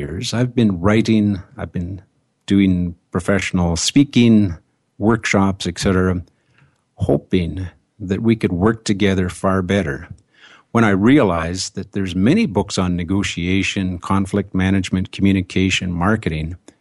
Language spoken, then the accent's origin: English; Canada; I am a Canadian